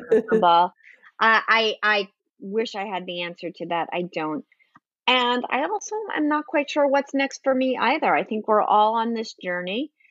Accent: New Jersey, United States; moved away; also born or lived in New York City; I grew up in New Jersey, but I've spent more time in New York City um, than I have in New Jersey

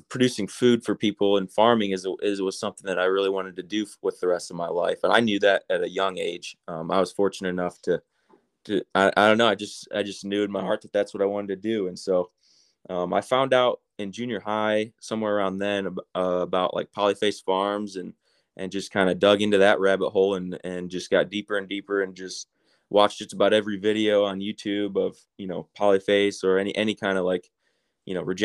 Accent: Bronson, Michigan, United States; moved away; I come from Southern Michigan, a little town called Bronson. Had about 85 kids in my graduating class, so kind of small, small rural town

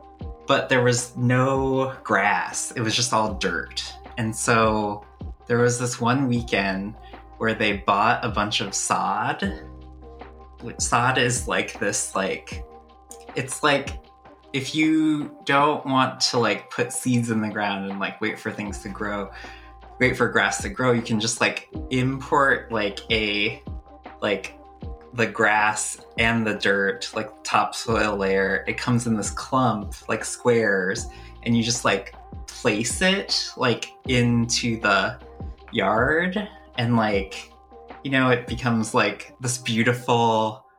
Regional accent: Canada; born there; my family had immigrated from India to Canada, and I was born in Canada.

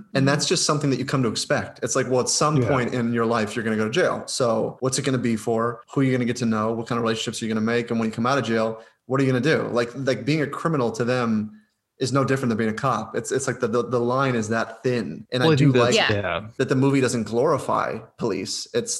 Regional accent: Ohio, United States; I'm from Ohio.

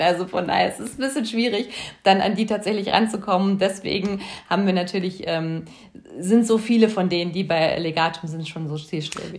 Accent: Lübben, Brandenburg, Germany; moved away as an adult; also born or lived in Hamburg; now in Berlin, Germany; am Ende ist es natürlich schon meine Heimat gewesen. Ich meine, da habe ich ja die meiste Zeit meiner, meiner, meiste Zeit meiner Kindheit auch verbracht

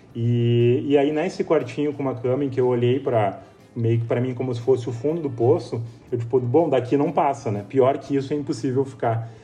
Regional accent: São Sebastião do Caí, Rio Grande do Sul, Brazil; eu venho de uma cidade do interior, de São Sebastião do Caí, que é, que é perto de Porto Alegre, mas é uma cidade pequena

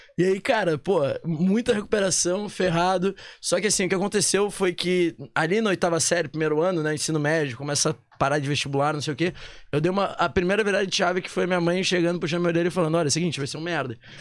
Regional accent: Porto Alegre, Rio Grande do Sul, Brazil; moved away as an adult; also born or lived in Manaus; now in São Paulo, Brazil; Sou de Porto né? Alegre. Verdade, verdade. morei lá, vim, 19 anos da minha vida até vim pra Manaus

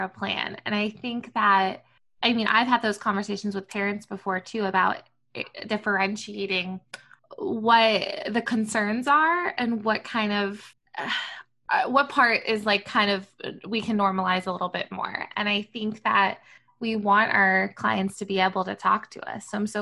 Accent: Long Island, New York, United States; I'm from Long Island

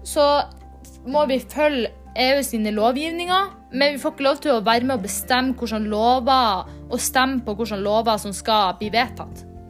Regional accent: Nordland, Norway; der jeg kommer fra.

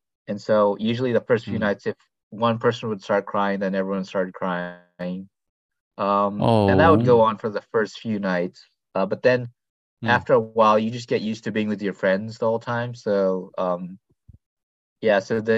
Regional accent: India; born there; also born or lived in Thailand / Philippines / Malaysia; I was born in India, but my parents were missionaries with OMF in Thailand and later in the Philippines. So I grew up on the mission field as a OMF MK and TCK.

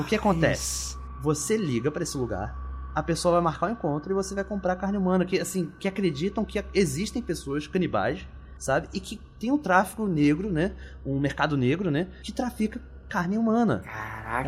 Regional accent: Rio de Janeiro, Brazil; na minha infância, lá em Bangu, no oeste do Rio de Janeiro

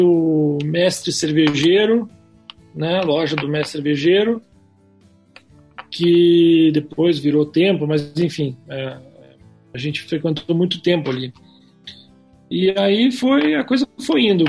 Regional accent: Pelotas, Rio Grande do Sul, Brazil; moved away as an adult; now in Curitiba, Brazil; Porque eu sou lá de Pelotas lá. Mudei para cá.

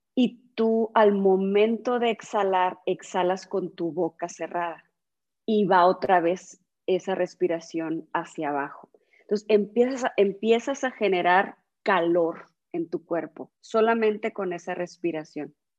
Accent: San Luis Río Colorado, Sonora, Mexico; also born or lived in Monterrey; nací aquí en San Luis Río, Colorado

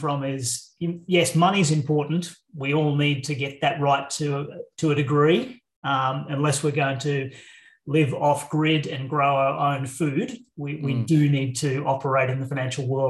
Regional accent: Queensland, Australia; also born or lived in Brisbane; I'm a Queenslander. So living in Brisbane now in central Queensland is home.

